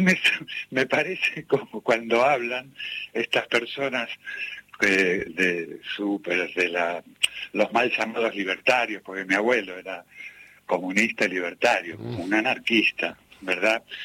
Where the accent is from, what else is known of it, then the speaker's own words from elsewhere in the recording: Ramos Mejía, Buenos Aires Province, Argentina; Yo soy de La Matanza, soy de Ramos Mejía